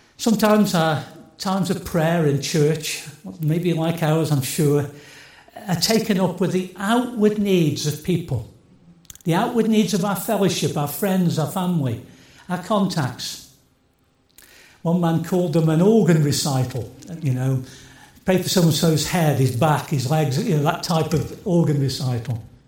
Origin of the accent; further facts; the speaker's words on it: Stoke-on-Trent, West Midlands, United Kingdom; I come from Stoke